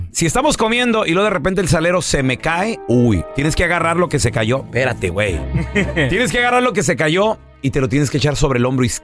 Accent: Acapulco, Guerrero, Mexico; now in Odessa, United States; soy de Acapulquito, Acapulco. Acapulco Guerrero

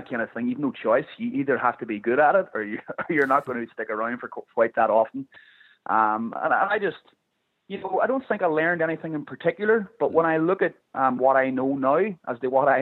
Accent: Ireland; moved away as an adult; now in United States; I'm very grateful that I came from Ireland

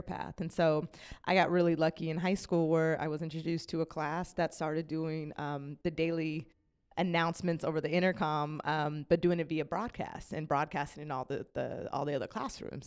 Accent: Las Vegas, Nevada, United States; moved away; I was born and raised in Las Vegas, Nevada

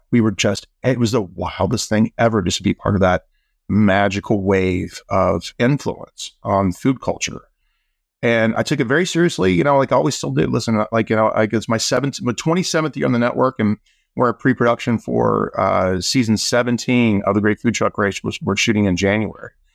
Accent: Greenville, South Carolina, United States; now in San Francisco, United States; I grew up in South Carolina. Um, I grew up in a, a small town called Greenville

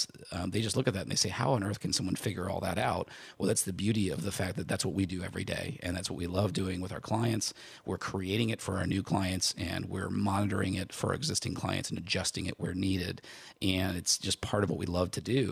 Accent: near Chicago, Illinois, United States; I grew up near Chicago

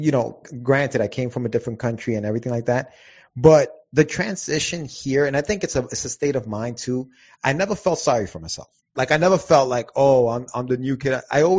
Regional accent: Yonkers, New York, United States; also born or lived in Guayaquil, Ecuador / Queens, New York; I was born in Guayaquil, Ecuador. And I came to the States in about 1984, bro. Like, I came back, and I originally came to Queens, Jamaica, Queens, okay. And then we moved to Yonkers, New York, and I've been in Yonkers ever since.

